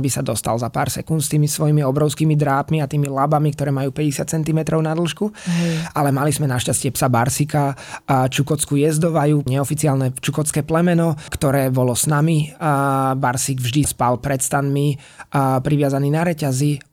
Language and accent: Slovak; Slovakia; boli sme traja Slováci